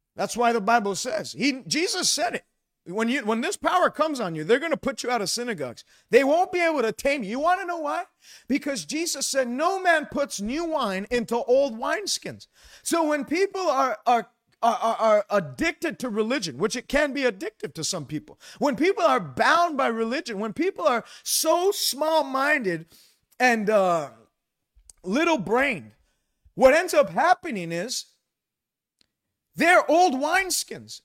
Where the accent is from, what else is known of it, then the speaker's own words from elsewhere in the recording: Quebec, Canada; I grew up in Quebec